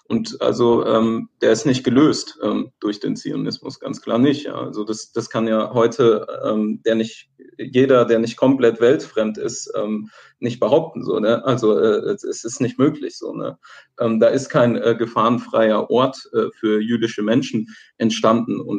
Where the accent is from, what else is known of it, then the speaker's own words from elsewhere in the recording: Palestine; now in Germany; Was machen wir vielleicht als ähm, Palästinenser in, in ähm, Deutschland, ja, dagegen